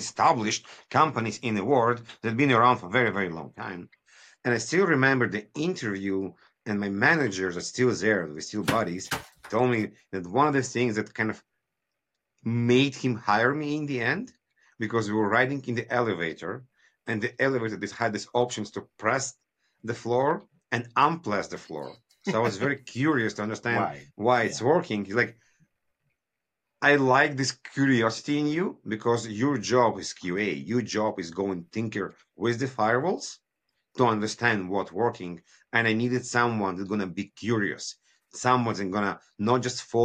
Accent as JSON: {"language": "English", "country": "Israel", "tie": "born or raised there", "also_born_or_lived": "Kyiv, Ukraine", "moved": "as an adult", "lives_now": "Canada", "said": "I moved from Kyiv, Ukraine in 1990s with my family. It was still USSR. We moved to Israel. My father decided it's a better future."}